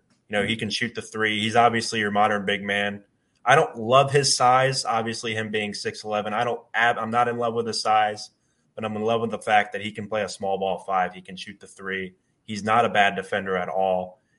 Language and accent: English; Houston, Texas, United States; I was born and raised in Houston